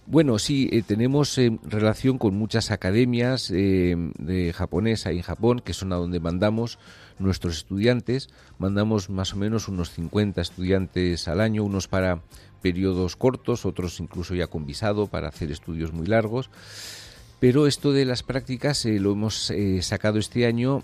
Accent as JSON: {"language": "Spanish", "town": "San Sebastián", "region": "Basque Country", "country": "Spain", "also_born_or_lived": "Japan", "moved": "as an adult", "lives_now": "Barcelona, Spain", "said": "yo soy de San Sebastián"}